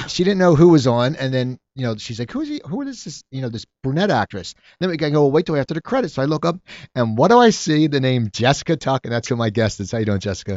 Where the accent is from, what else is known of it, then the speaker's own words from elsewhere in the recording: New Jersey, United States; now in Los Angeles, United States; I grew up in, in New Jersey